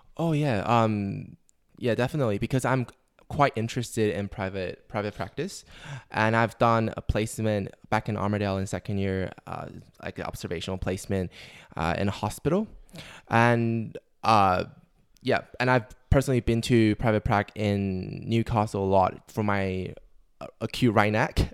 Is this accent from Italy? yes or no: no; Taiwan; moved away as an adult; now in Australia; I'm from Taiwan.